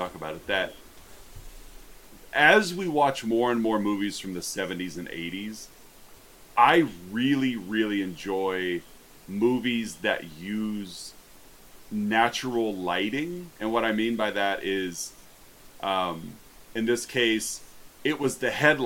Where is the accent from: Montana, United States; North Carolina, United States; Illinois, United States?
Illinois, United States; Monmouth; Growing up in Monmouth